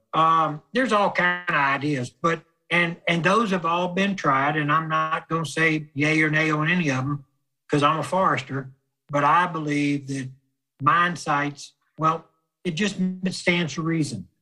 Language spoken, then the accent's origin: English; South Louisiana, United States; Growing up in South Louisiana